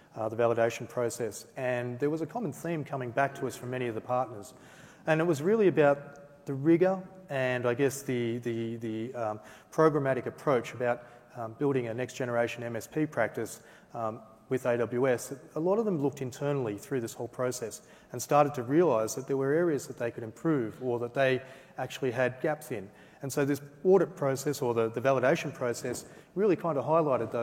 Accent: Australia; being an Aussie

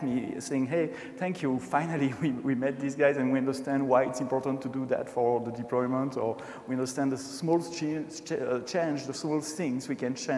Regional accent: Brussels, Brussels-Capital Region, Belgium; accent: French; first language French; English is a second language; born and raised in Brussels, speaking French usually. Maybe you heard that already, a slight touch of French accent I have.

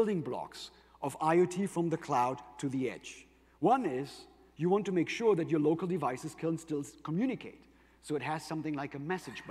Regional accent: Germany; accent: German; English is a second language; my German accent, but I'm actually half Greek

